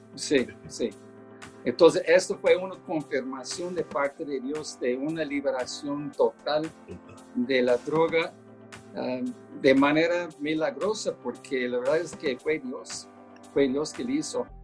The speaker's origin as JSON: {"language": "Spanish", "town": "Baltimore", "region": "Maryland", "country": "United States", "also_born_or_lived": "Albuquerque, New Mexico", "moved": "as an adult", "said": "yo no soy de Albuquerque, soy de Baltimore"}